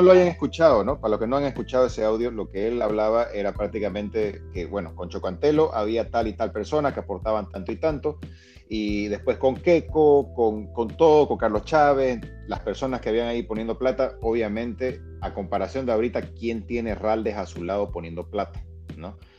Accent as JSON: {"language": "Spanish", "country": "Bolivia", "said": "como también boliviano"}